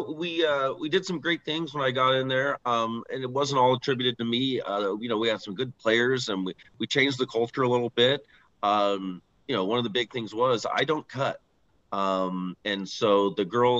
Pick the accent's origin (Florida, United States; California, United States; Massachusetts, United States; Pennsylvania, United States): California, United States; San Mateo; I grew up in San Mateo, California